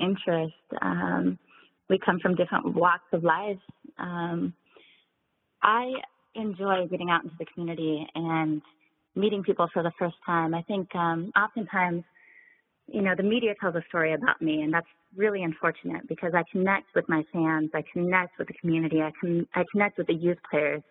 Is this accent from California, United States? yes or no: no; Seattle, Washington, United States; my hometown of Seattle